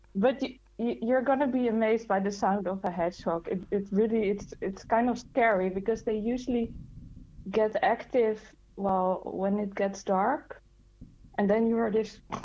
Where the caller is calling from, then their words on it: Netherlands; I'm calling from the Netherlands.